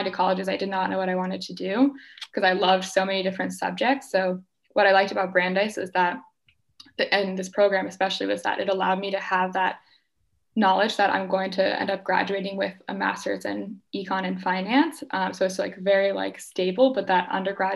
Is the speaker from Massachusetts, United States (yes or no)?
yes; Boston, Massachusetts, United States; I am from the Boston area